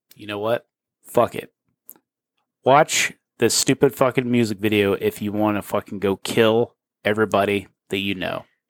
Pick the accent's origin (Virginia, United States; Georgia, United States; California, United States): Georgia, United States; we grew up in Georgia